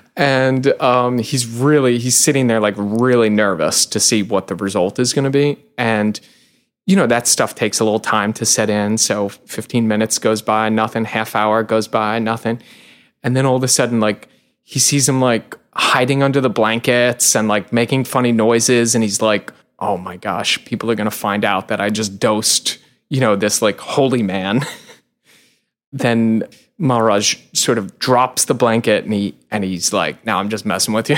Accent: Long Island, New York, United States; I grew up in Long Island

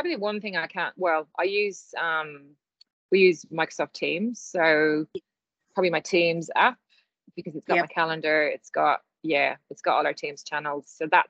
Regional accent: Ireland; But you know, I am Irish, so I think a skill of mine. I can ramble on.

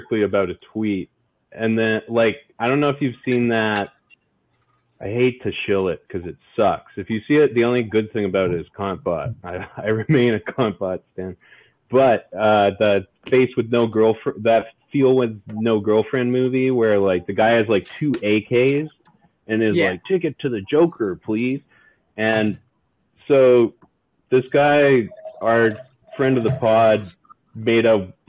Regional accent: Alberta, Canada; moved away; also born or lived in Edmonton; I grew up in Alberta, just like Midwest Canada

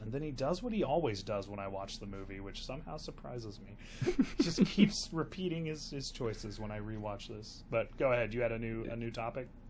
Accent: the South, United States; I'm from the South

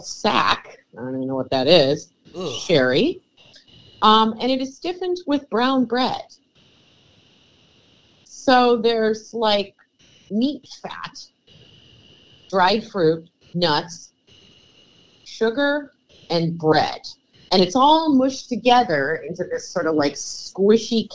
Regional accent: Cleveland, Ohio, United States; moved away; I'm from Cleveland. We don't really identify as being from Ohio

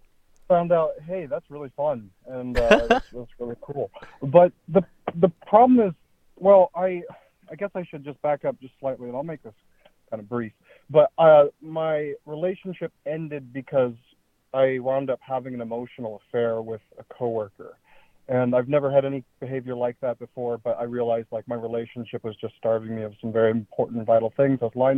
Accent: Oregon, United States; I am from Oregon

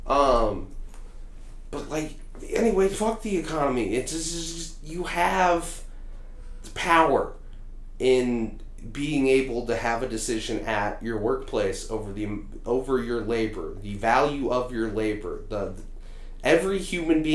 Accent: Indiana, United States; I'm from Indiana

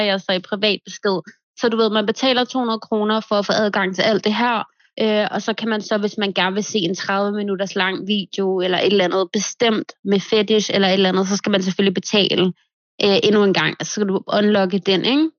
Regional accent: Denmark; moved away as an adult; now in Marbella, Spain; jeg flyttede for to år siden, og jeg har faktisk slet ikke været hjemme i Danmark endnu

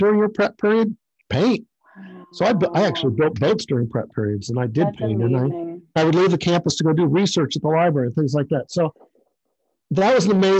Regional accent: Indianapolis, Indiana, United States; also born or lived in Maine / Chester County, Pennsylvania; I grew up in North Indianapolis

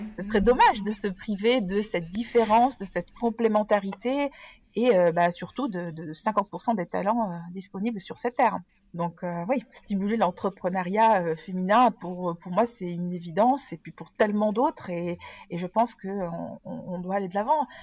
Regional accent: Nice, Provence-Alpes-Côte d'Azur, France; moved away as an adult; also born or lived in Geneva region, Switzerland; now in Geneva, Switzerland; je viens du sud de la France et précisément de Nice. mais depuis une vingtaine d'années, depuis mon embauche en fait au siège européen de Procter Gamble, je me suis expatriée en Suisse et dans la région genevoise

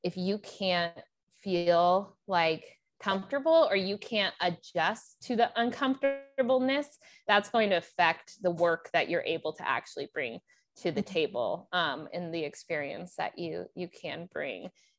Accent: United States; I'm American, so I know, you know, I have a lot of useful skills and I know better because look at our country.

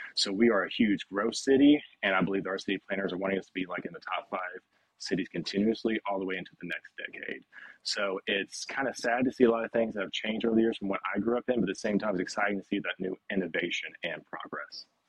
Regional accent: Nashville, Tennessee, United States; So home is Nashville, Tennessee. I'm a native born and raised from here. Uh, I grew up specifically in the West Nashville area

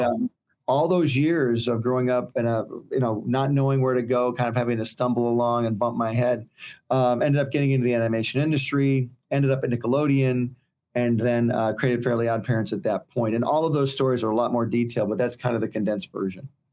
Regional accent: Detroit, Michigan, United States; moved away; I'm originally from Michigan. I grew up in Detroit, Michigan

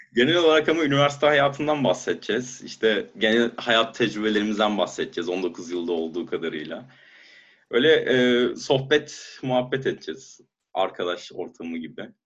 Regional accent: Turkey; moved away as an adult; now in Germany; ben, eee, yarı Almanım, yarı Türk'üm ama kendimi tabii ki daha çok Türkiye'ye ait hissediyorum.

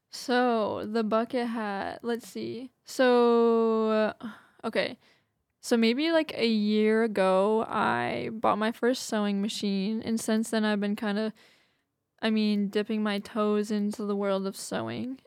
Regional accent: Massachusetts, United States; moved away as an adult; also born or lived in New Bedford, Massachusetts; now in Redding, United States; I'm from Massachusetts

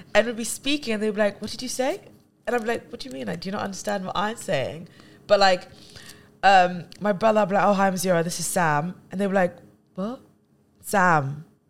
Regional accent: London, United Kingdom; we're from London

